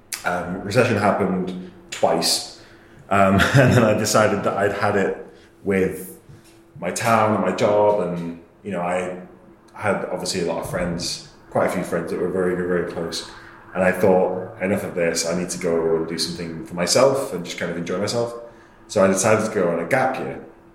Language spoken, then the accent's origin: English; England, United Kingdom; I'm from England, they like me already, that's good.